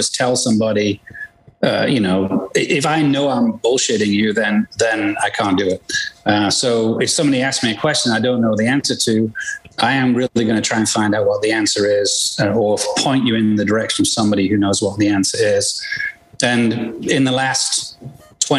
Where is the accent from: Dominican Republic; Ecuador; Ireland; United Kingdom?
United Kingdom; England; moved away as an adult; I was born in England and played golf over there professionally. Came here 30-some years ago